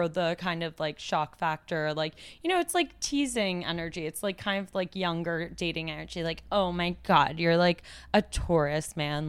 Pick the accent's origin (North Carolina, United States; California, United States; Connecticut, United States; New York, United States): New York, United States; New York City; I'm an only child and I grew up in New York City